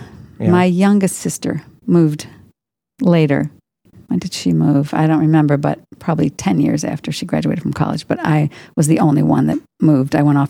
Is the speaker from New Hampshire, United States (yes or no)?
no; near Chicago, Illinois, United States; moved away; I'm from Illinois. Illinois. Near right. Chicago.